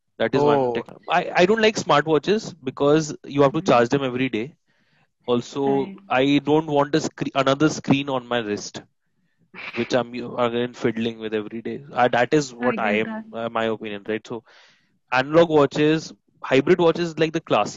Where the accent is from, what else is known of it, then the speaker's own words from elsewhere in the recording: Delhi, India; I am being from Delhi and from a humble family